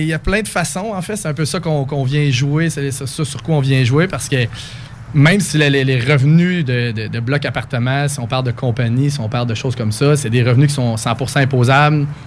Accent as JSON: {"language": "French", "town": "Coaticook", "region": "Quebec", "country": "Canada", "also_born_or_lived": "Sherbrooke", "moved": "as an adult", "lives_now": "Quebec City, Canada", "said": "je viens de Quaticook en Estrie, la crème glacée"}